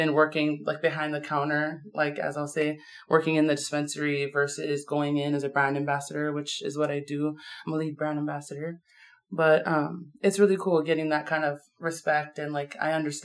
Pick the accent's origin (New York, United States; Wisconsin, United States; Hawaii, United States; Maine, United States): Hawaii, United States; Maui; moved away; I'm from Maui